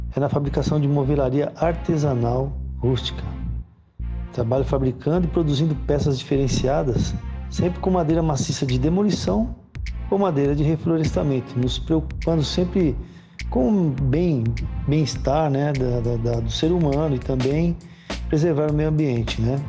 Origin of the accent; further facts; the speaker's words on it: São Paulo, Brazil; Nasci e moro, trabalho em São Paulo